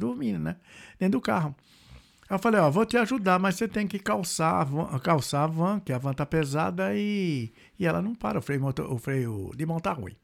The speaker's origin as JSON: {"language": "Portuguese", "region": "Goiás", "country": "Brazil", "tie": "born or raised there", "also_born_or_lived": "São Paulo / Mato Grosso", "moved": "as an adult", "lives_now": "Dublin, Ireland", "said": "Eu morei em Goiás também, fui criado em Goiás, Mato Grosso"}